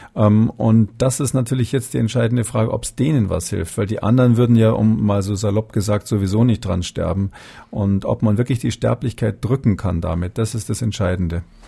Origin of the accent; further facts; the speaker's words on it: Germany; wir durchaus als Deutsche